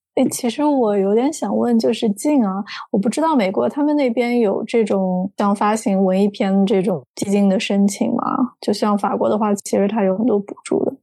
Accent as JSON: {"language": "Chinese", "country": "China", "also_born_or_lived": "France / Shanghai", "moved": "as an adult", "said": "我就回国了"}